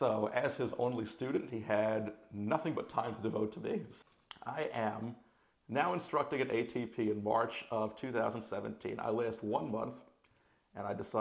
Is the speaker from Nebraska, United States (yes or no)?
no; Port Washington, New York, United States; also born or lived in Hoboken / Boston; I grew up here on Long Island over in Port Washington